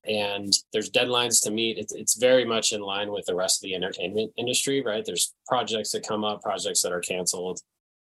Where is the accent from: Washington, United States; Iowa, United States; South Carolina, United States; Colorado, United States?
Colorado, United States; Castle Rock; also born or lived in Englewood, Colorado / Fort Collins, Colorado / Denver suburbs; I was born in Inglewood. I grew up in Castle Rock